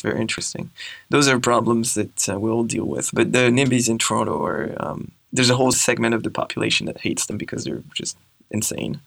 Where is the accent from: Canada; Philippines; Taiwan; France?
France; Grenoble, Auvergne-Rhône-Alpes; In a town called Grenoble in the Alps